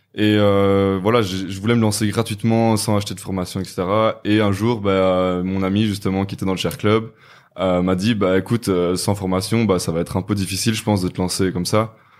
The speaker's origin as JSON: {"language": "French", "town": "Namur", "region": "Wallonia", "country": "Belgium", "said": "je viens de Belgique, de Namur précisément"}